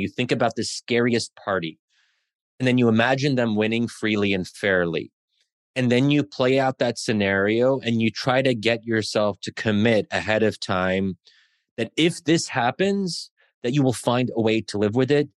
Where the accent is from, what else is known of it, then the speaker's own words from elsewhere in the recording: Pennsylvania, United States; I'm born and raised in Americ-, i, in Pennsylvania, but my parents are, are immigrants